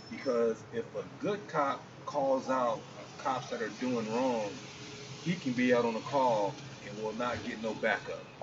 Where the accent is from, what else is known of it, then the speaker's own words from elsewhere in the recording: California, United States; I mean, I, I grew up in Southern California